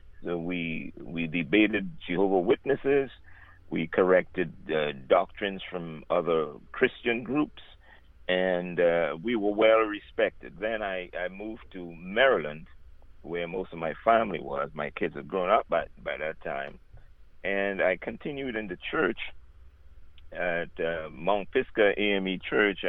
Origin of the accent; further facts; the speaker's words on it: Trinidad & Tobago; I'm from Trinidad and Tobago, the country of Trinidad and Tobago. I was born in the bigger island, Trinidad. I'm a South boy. I'm a country boy. I grew up with the animals